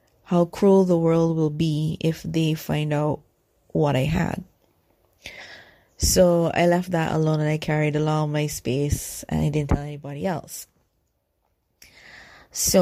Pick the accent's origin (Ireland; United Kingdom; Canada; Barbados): Barbados; I'm from Barbados, so we're the originators of sugar and rum.